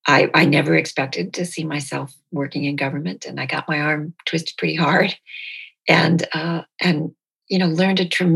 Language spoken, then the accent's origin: English; Detroit, Michigan, United States; born there; Like, it never occurred to me that I was born in Detroit.